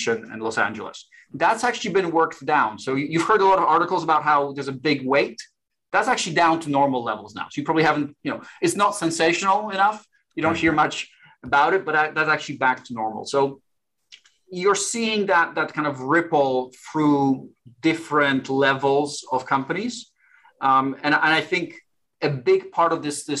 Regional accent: Warsaw, Masovian Voivodeship, Poland; moved away; I'm originally from Warsaw, Poland.

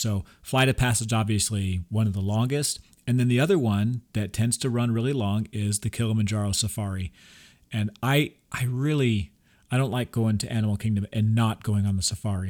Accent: Texas, United States; we're from Texas

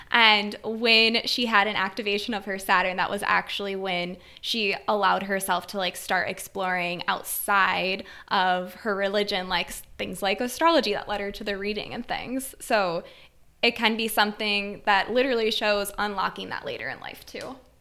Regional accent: Wisconsin, United States; I come from a small rural town in Wisconsin

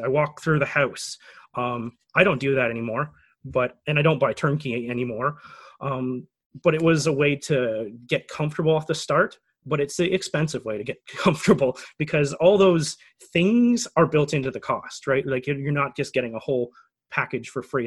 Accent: Canada; as a Canadian

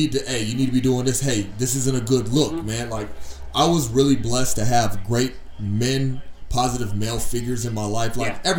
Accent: Virginia, United States; I'm from Virginia.

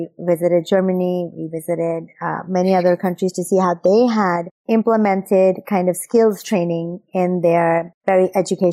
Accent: Pakistan; also born or lived in United States / England; now in Singapore; I grew up in Pakistan

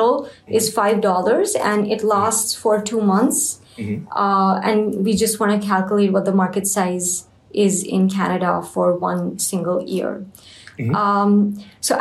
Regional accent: India; I'm from India

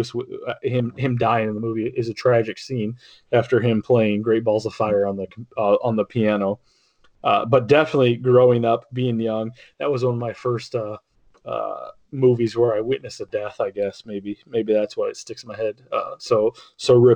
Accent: United States; I grew up on Lake Erie

